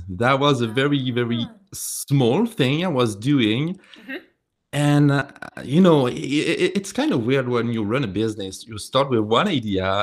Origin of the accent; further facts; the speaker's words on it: France; moved away; I have a strong accent. I'm coming from France